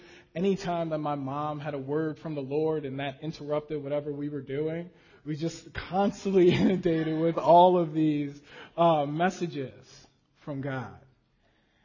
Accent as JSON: {"language": "English", "town": "Las Vegas", "region": "Nevada", "country": "United States", "tie": "born or raised there", "said": "as a kid growing up in Las Vegas"}